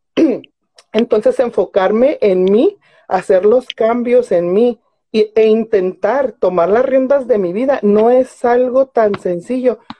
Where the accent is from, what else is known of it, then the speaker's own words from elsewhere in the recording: Mexico; also born or lived in Ciudad Juárez, Chihuahua; a mí como mexicana